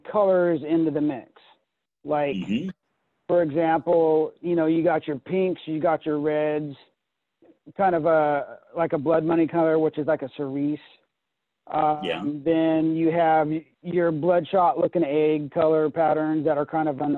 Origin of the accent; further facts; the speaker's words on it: Pacific Northwest, United States; growing up in the Pacific Northwest